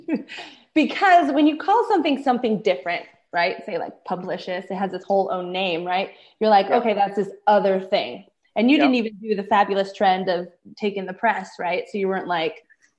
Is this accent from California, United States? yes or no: yes; California, United States; oh, I'm from Southern California.